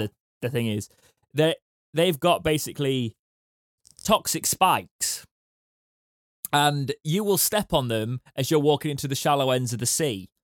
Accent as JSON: {"language": "English", "country": "United Kingdom", "said": "we're British."}